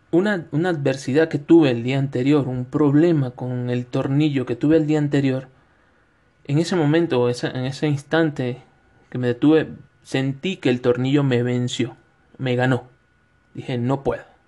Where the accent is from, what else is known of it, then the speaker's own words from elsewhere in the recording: Venezuela; moved away as an adult; also born or lived in Quito, Ecuador; now in Cuenca, Ecuador; en Venezuela, donde soy, del estado de Suárez